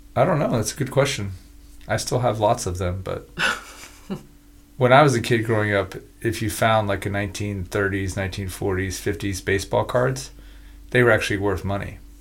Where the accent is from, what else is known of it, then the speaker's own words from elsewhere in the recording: United States; I'm just an American. So I'm in I'm in America